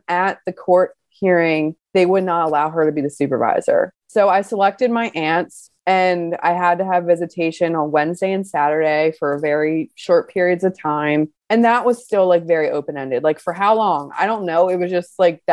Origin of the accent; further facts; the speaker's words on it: Baltimore, Maryland, United States; I'm from Baltimore